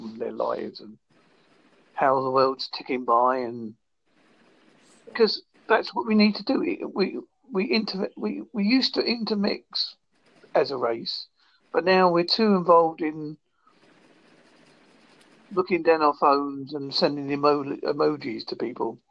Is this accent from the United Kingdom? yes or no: yes; United Kingdom; I'm from Holza, the United Kingdom.